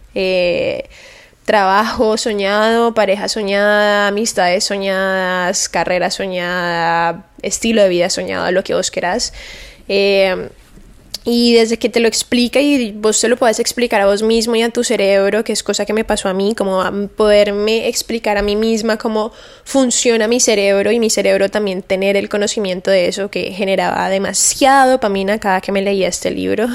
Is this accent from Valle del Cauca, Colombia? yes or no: yes; Cali, Valle del Cauca, Colombia; moved away as an adult; now in Miami, United States; mi ciudad natal y en donde he vivido la gran parte de mi vida es Cali, Colombia.